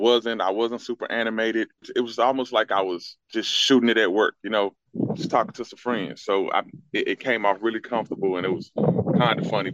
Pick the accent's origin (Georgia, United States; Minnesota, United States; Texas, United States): Texas, United States; Dallas; I'm from Dallas. I'm from the Oak Cliff area, born and raised.